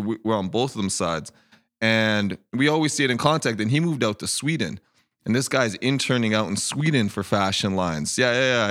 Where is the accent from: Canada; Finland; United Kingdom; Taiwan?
Canada; Edmonton, Alberta; moved away as an adult; also born or lived in Denver / Vancouver; now in Kelowna, Canada; I moved at a young age, and, um, we, basically, I grew up in Edmonton